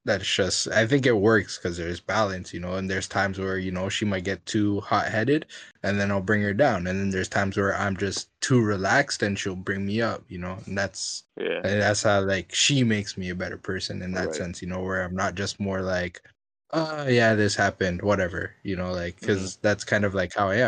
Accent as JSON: {"language": "English", "town": "Orange County", "region": "California", "country": "United States", "tie": "born or raised there", "said": "I grew up in Orange County, bro."}